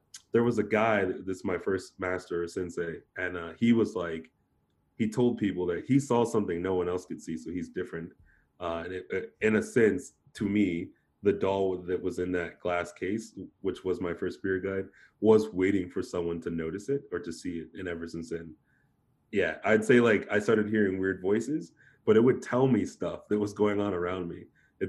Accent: Japan; being that I grew up in Japan, I've always been spiritual.

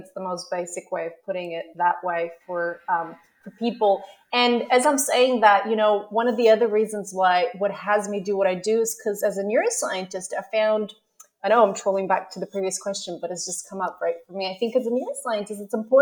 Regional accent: Canada; moved away as an adult; also born or lived in Melbourne, Australia; now in Australia; I'm originally from Canada, like yourself. And, you know, I came here about 10 years ago to do my PhD in neuroscience.

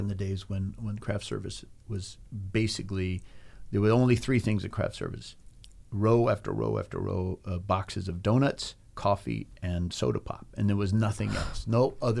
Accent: Los Angeles, California, United States; moved away as an adult; also born or lived in New York City / Canada; now in Vancouver, Canada; all of us growing up in Pacific Palisades.

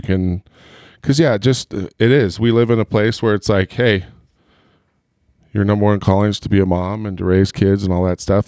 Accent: Southern California, United States; moved away; I grew up in Southern California.

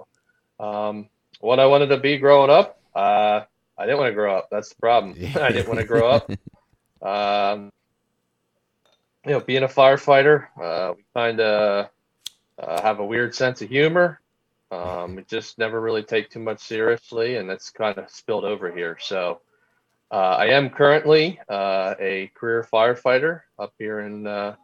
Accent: Boyertown, Pennsylvania, United States; I was born and raised a small town in Pennsylvania, Boyertown, Pennsylvania

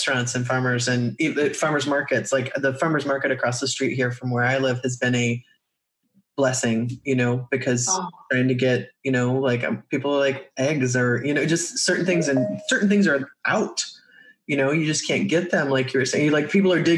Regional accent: Midwest, United States; I grew up in the Midwest

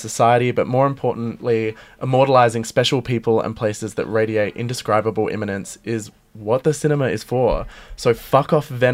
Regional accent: Adelaide, South Australia, Australia; I love homegrown produce because I'm from Adelaide

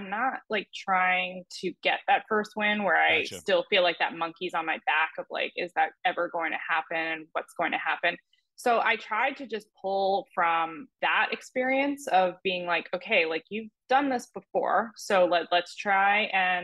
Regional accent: New Jersey, United States; Growing up in New Jersey and playing junior golf

